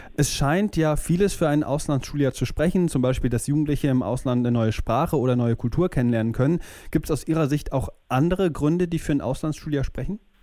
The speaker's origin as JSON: {"language": "German", "area": "near Cologne", "region": "North Rhine-Westphalia", "country": "Germany", "tie": "born or raised there", "also_born_or_lived": "Denmark", "said": "Nach zehn Jahren in meiner Heimatstadt in der Nähe von Köln hat es mir dann gereicht"}